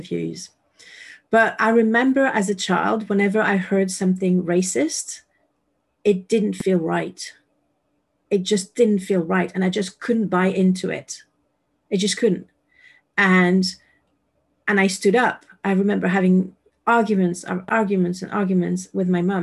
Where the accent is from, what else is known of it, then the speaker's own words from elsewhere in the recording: France; moved away; I moved away from France